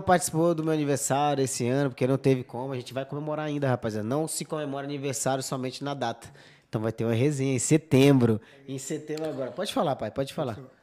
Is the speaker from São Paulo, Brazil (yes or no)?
no; Pará, Brazil; now in Spain; no Pará também, que é de onde eu sou